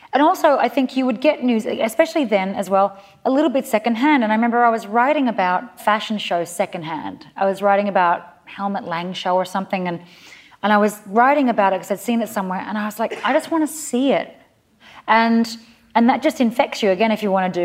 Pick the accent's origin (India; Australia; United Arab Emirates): Australia; moved away as an adult; now in New York, United States; being Aussie